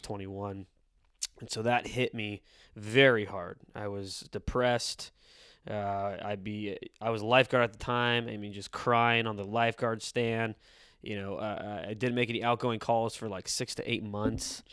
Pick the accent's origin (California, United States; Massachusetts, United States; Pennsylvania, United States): California, United States; San Diego; born and raised in East San Diego